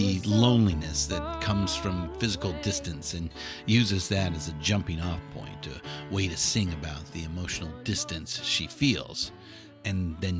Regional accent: California, United States; We just happen to remember this because we grew up in SoCal in the 1970s.

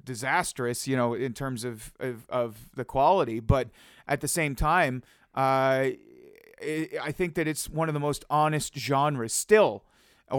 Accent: Ottawa, Ontario, Canada; When I grew up, I grew up in Ottawa.

